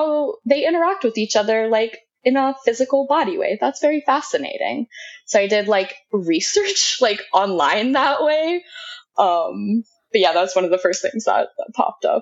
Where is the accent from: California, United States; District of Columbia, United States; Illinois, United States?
District of Columbia, United States; Washington; I grew up on the East Coast, like in the DC area.